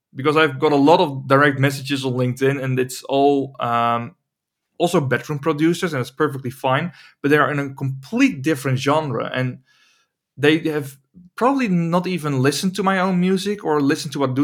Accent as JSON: {"language": "English", "town": "Emmeloord", "region": "Flevoland", "country": "Netherlands", "tie": "born or raised there", "said": "I'm trying to build a studio here in my hometown of Emmeloord"}